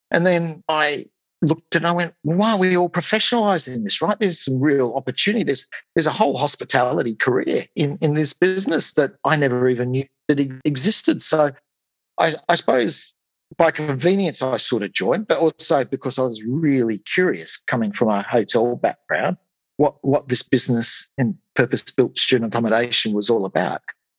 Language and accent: English; Australia; accent: Australian; moved away as an adult; now in United Kingdom; My accent probably gives that away, I would think. So yes, I'm an Australian in the UK, right? Well, maybe we'll start there. I've been in the UK now for a little over 10 years.